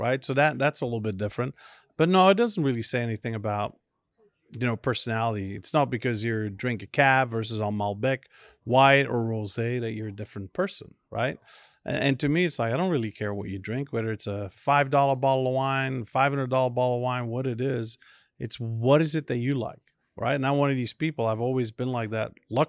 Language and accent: English; Flanders, Belgium; first language Dutch; English is a second language; because in Belgium, you grow up learning my native tongue, which is Dutch or Flemish, what we call it, then French, then German, and then English.